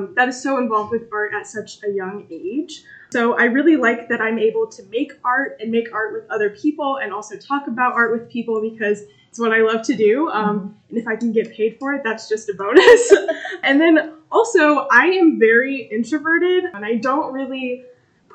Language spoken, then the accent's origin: English; Rapid City, Illinois, United States; also born or lived in Hampton / Cordova; I grew up in Rapid City